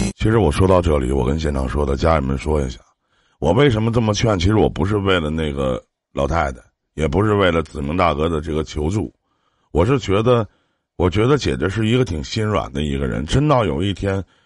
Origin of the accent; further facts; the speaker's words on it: Shenyang, Liaoning, China; 在我家东北沈阳的，在我们东北这边